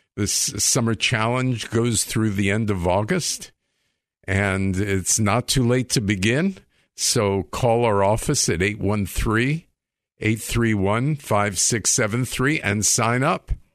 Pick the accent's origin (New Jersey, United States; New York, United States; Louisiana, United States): New York, United States; Long Island; I grew up in Long Island.